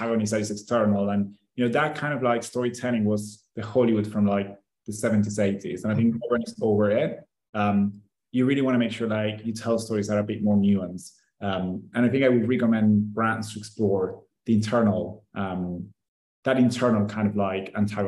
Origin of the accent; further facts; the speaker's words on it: Argentina; I'm from Argentina